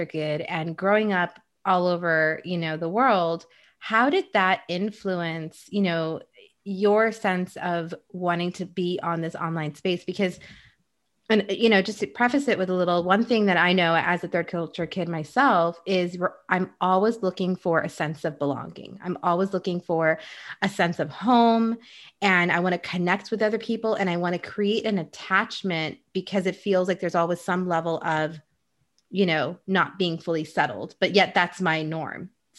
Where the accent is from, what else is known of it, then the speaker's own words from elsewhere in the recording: Dubai, United Arab Emirates; also born or lived in Egypt / Saudi Arabia; now in United States; being Indian myself, but then I never grew up in India, and growing up in Egypt and in Saudi Arabia and Dubai and all those places, and then moving to the States